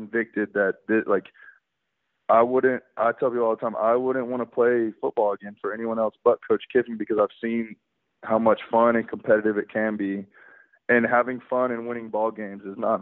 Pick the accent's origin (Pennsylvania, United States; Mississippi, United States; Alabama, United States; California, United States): Alabama, United States; growing up in Alabama, my parents were alumni